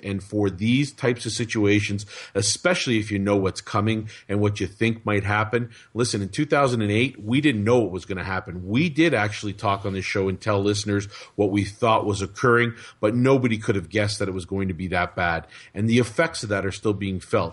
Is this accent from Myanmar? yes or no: no; Canada; as a Canadian